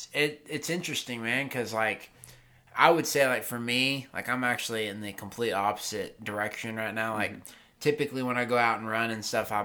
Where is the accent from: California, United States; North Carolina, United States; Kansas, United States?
North Carolina, United States; I have a lot of friends that are my age or that I grew up with in North Carolina.